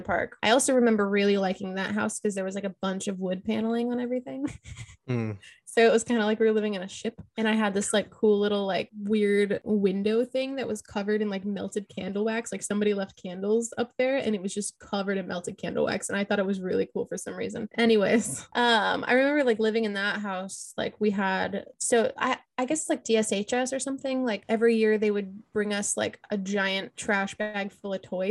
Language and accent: English; Oak Harbor, Washington, United States; also born or lived in Lancaster, California / Woodinville, Washington; we moved to Oak Harbor